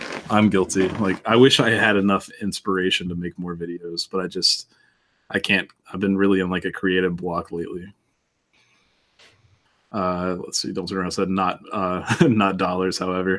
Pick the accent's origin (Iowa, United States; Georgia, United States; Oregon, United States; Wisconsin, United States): Oregon, United States; Portland; I'm from Portland. Weed is legal.